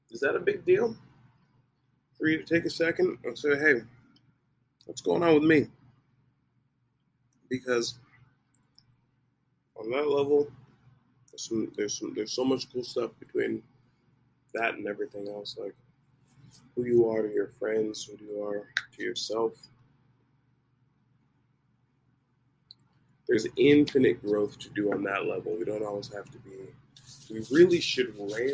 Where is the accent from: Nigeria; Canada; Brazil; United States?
Nigeria; I am Nigerian